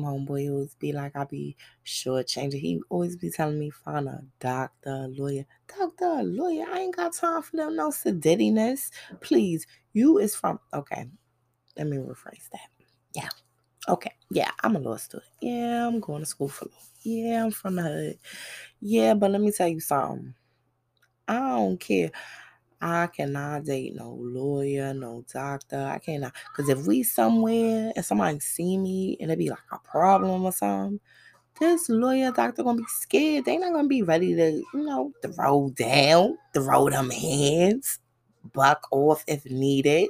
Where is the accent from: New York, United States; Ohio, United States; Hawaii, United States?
New York, United States; New York City; moved away; also born or lived in the South; it's Brooklyn, that's my hometown. And before I left to travel to the South